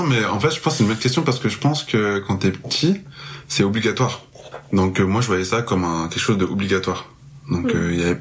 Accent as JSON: {"language": "French", "town": "Marseille", "region": "Provence-Alpes-Côte d'Azur", "country": "France", "tie": "born or raised there", "moved": "as an adult", "lives_now": "Montreal, Canada", "said": "je suis originaire de Marseille. Euh, là, je suis à Montréal depuis très peu."}